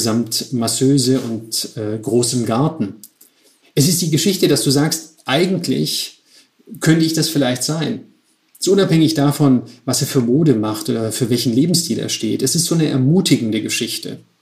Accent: Stuttgart, Baden-Württemberg, Germany; moved away as an adult; also born or lived in Switzerland / Milan; Ich komme aus Stuttgart.

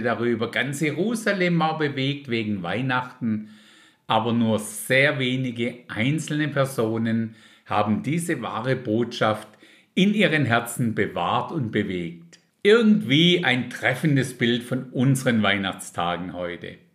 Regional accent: Germany; bei uns in Deutschland

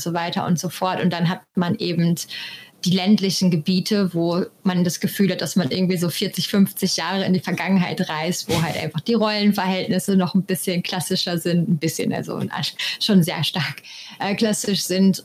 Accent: Germany; moved away as an adult; now in Costa Rica; bei uns in Deutschland

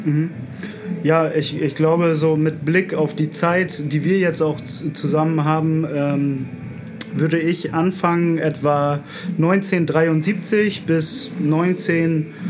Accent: Bremen, Germany; moved away as an adult; now in Berlin, Germany; Ich komme eigentlich aus Bremen

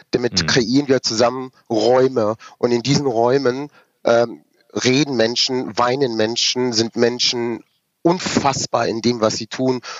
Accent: Rüsselsheim, Hesse, Germany; born there; ich bin dann 1978 in Rüsselsheim geboren.

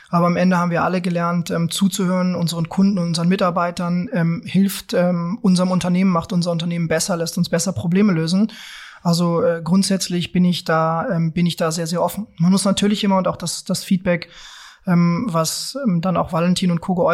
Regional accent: Lower Saxony, Germany; wir kommen ja beide aus Niedersachsen, du aus einer großen Stadt dort, Hannover, okay. ne? ich aus einer ganz, ganz kleinen Stadt ähm, beziehungsweise in einem, in einem kleinen Dorf ähm, bei Peine.

